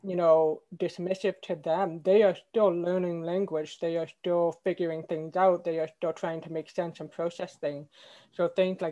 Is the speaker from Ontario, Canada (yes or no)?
no; Quebec, Canada; where I grew up in Canada and Quebec